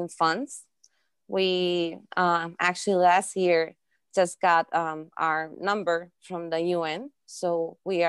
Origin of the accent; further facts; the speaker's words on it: Costa Rica; I was born and raised in Costa Rica. So I'm half Costa Rican, half Russian.